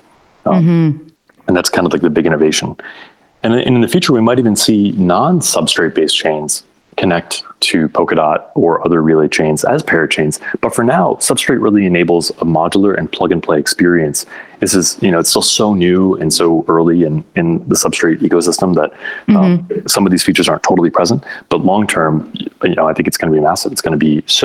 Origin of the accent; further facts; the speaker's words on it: Michigan, United States; in my home state of Michigan here in the United States